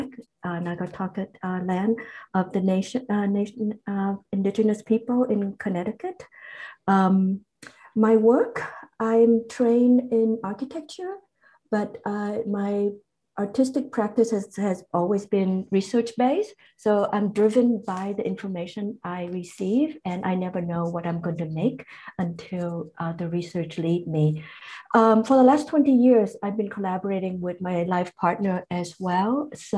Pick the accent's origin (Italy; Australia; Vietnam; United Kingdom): Vietnam; also born or lived in Canada; now in New York, United States; I am originally from Vietnam